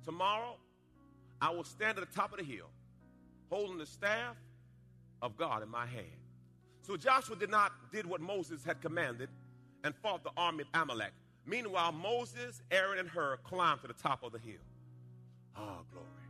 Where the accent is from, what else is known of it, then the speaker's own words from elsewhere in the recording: Jamaica; When I was a little boy, I was born in Jamaica. And uh, we were in a rough part of the town.